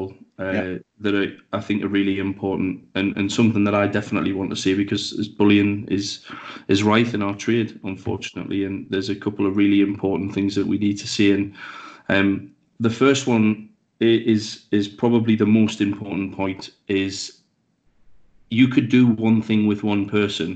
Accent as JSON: {"language": "English", "area": "the Northeast", "region": "North East England", "country": "United Kingdom", "tie": "born or raised there", "said": "I grew up in the Northeast"}